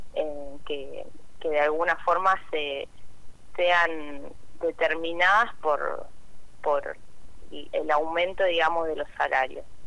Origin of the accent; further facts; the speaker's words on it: Santa Fe, Argentina; soy de la ciudad de Santa Fe